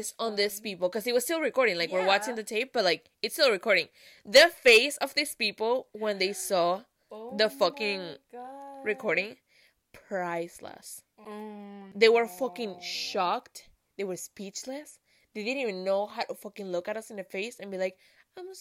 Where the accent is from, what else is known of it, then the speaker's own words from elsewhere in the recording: Venezuela; moved away; we come from Venezuela